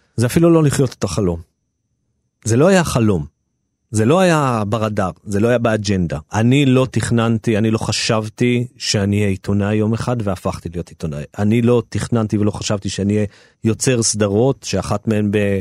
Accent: Jerusalem, Jerusalem District, Israel; כי אני נולדתי שם וגדלתי שם וזה היה הבית שלי

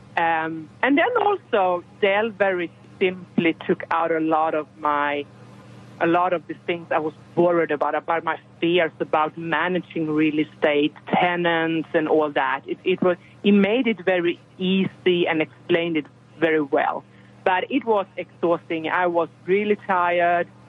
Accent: Sweden; moved away as an adult; now in Texas, United States; I am from Europe, from Sweden, and um, we arrived in Texas because of my husband's job

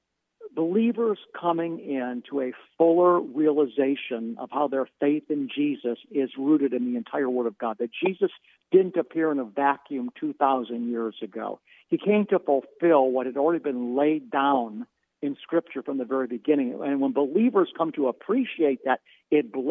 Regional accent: Cleveland, Ohio, United States; I'm Jewish, born and raised in Cleveland, Ohio

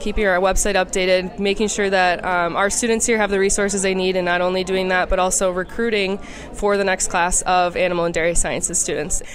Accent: Racine County, Wisconsin, United States; also born or lived in Milwaukee County, Wisconsin / Madison, Wisconsin; I grew up in Racine County

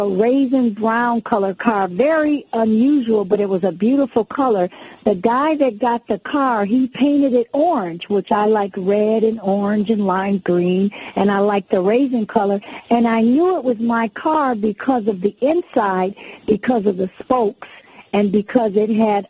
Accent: New York City, New York, United States; We're originally from Brooklyn, New York

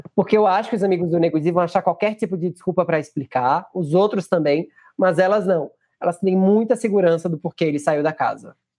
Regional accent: Pernambuco, Brazil; como pernambucano que sou

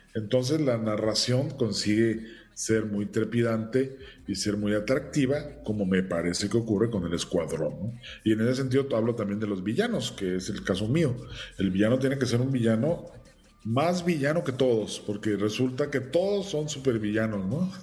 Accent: Mexico; siendo un actor mexicano, con una trayectoria en cine mexicano

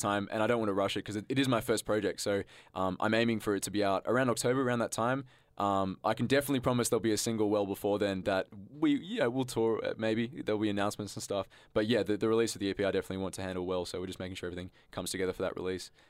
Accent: Canberra, Australian Capital Territory, Australia; growing up in high school, you know, I thought Canberra was a little bit shit

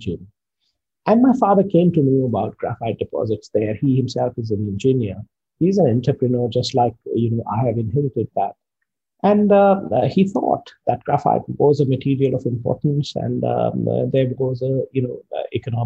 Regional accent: India; I come from India, a small town in India. My father pioneered graphite mining and processing in India

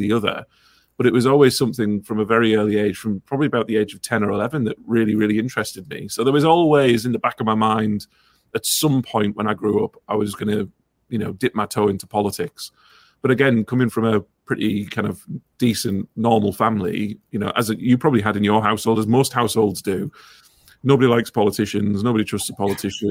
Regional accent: Ingleby Barwick, North East England, United Kingdom; I grew up in Ingleby, Barwick

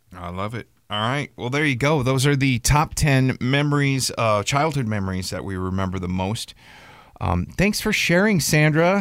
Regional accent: Milwaukee, Wisconsin, United States; moved away; I grew up in Milwaukee, Wisconsin, or right outside in the country

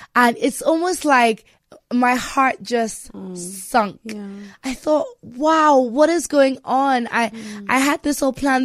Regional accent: Nigeria; me being Nigerian

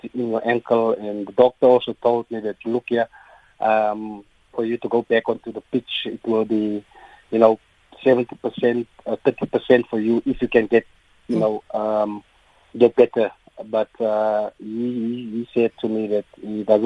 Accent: Bloemfontein, Free State, South Africa; I'm from Bloemfontein, Heidedal. It's an area in Bloemfontein, near the stadium

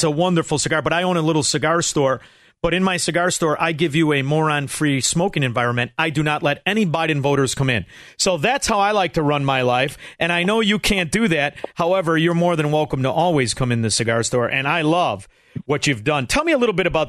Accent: Chicago, Illinois, United States; I'm from Chicago

